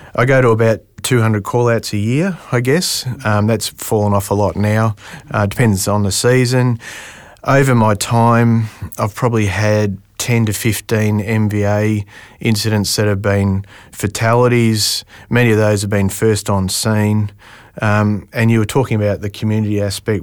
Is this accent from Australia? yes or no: yes; Melbourne, Victoria, Australia; moved away as an adult; I'm from Melbourne originally.